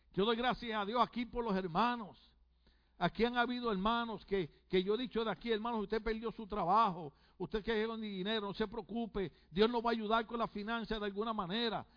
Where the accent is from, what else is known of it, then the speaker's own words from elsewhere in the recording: Puerto Rico; moved away; decimos en mi país